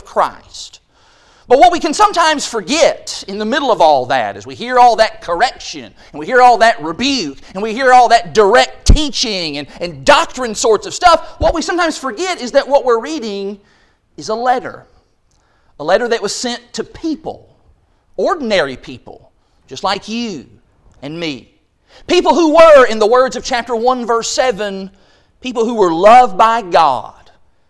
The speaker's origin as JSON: {"language": "English", "area": "Quail", "region": "Kentucky", "country": "United States", "tie": "born or raised there", "said": "our cable channel growing up in Quail, Kentucky, it was channel number 10"}